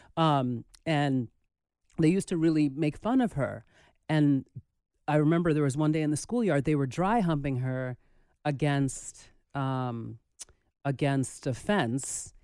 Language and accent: English; New York City, New York, United States; growing up in the Bronx